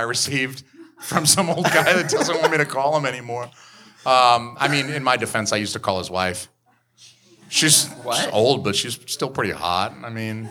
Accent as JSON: {"language": "English", "town": "Atlanta", "region": "Georgia", "country": "United States", "moved": "yes", "said": "I'm from Georgia. I'm from Atlanta"}